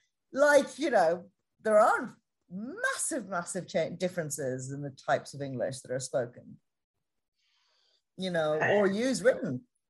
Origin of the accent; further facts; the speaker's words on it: Ireland; so I'm Irish, and this accent is more my professional accent so that people can understand me.